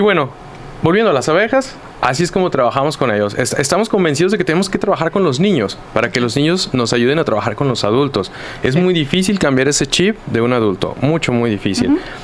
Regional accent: Zapopan, Jalisco, Mexico; Zapopan, de donde yo vengo, donde yo trabajo

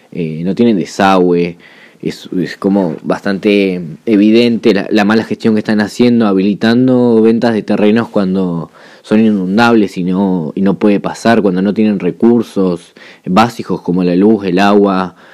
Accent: Juan Lacaze, Colonia, Uruguay; now in Colonia del Sacramento, Uruguay; vivo en Colonia de Sacramento, pero en realidad soy nacido y criado en Juan Lacase, eh, un pueblo de lucha, un pueblo de resistencia

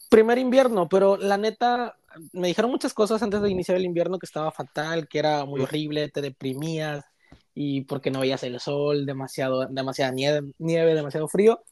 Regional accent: Chiapas, Mexico; moved away as an adult; now in Toronto, Canada; Soy originario de Chiapas, eh, el estado que está pegadito a Guatemala.

